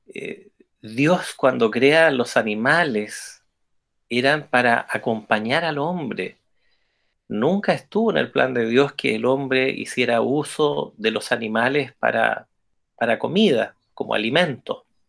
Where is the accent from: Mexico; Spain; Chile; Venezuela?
Chile; como buenos chilenos y chilenas